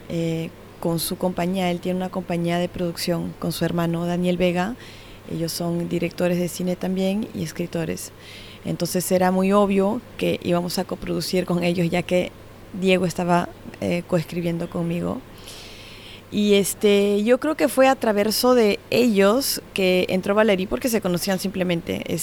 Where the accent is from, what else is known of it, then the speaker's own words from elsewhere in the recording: Switzerland; Nosotros comenzamos con la producción suiza porque yo también soy suiza.